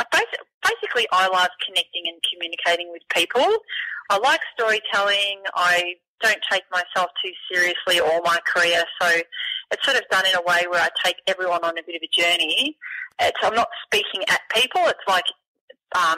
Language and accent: English; Beaumaris, Brighton, Victoria, Australia; we moved from Beaumaris to Brighton, and I went to a trampoline all the time at the Brighton Rec Centre